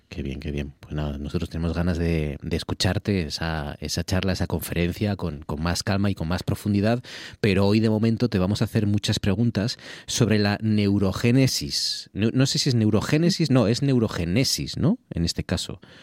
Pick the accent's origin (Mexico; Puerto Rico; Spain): Spain; Gijón, Asturias; moved away as an adult; yo nací en Gijón, yo soy de Gijón y, viví allí pues 20 años casi